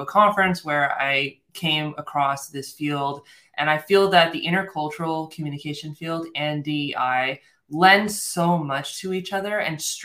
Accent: United States; I'm American, I'm born and raised in the United States

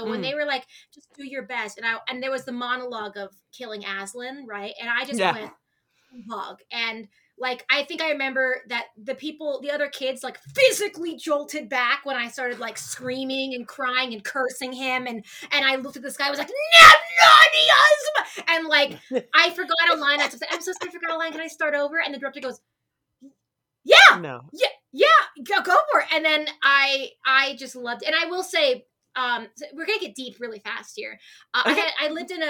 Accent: Arizona, United States; I am born and raised in Arizona

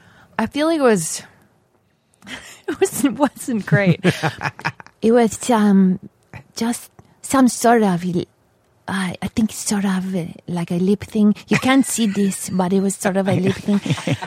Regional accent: Texas, United States; also born or lived in Austin; now in Los Angeles, United States; I'm from Texas

